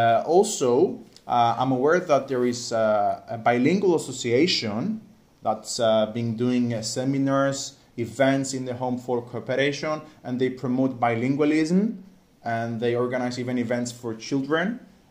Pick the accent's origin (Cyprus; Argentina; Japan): Cyprus; accent: Cypriot